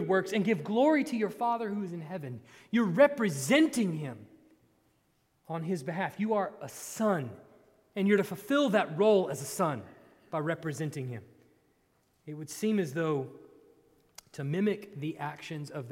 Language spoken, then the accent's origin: English; Texas, United States; I grew up in Texas, so it was 150,000 degrees